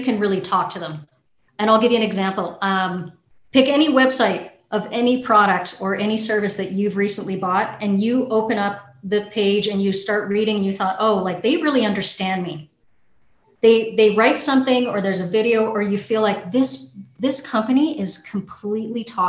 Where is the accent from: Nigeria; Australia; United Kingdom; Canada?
Canada; I'm a Canadian